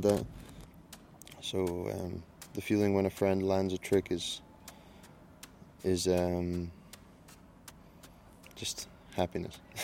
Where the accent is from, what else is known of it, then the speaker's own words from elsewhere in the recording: Stonehaven, Scotland, United Kingdom; now in Copenhagen, Denmark; I come from Stonehaven, Scotland, the northeast of Scotland, and I live in Copenhagen